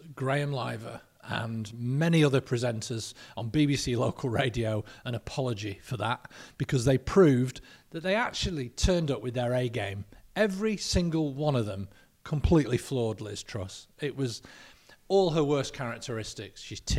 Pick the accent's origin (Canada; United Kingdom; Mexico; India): United Kingdom; Lancaster, North West England; We're both from Lancaster. Both our dads worked together as milkmen in Lancaster.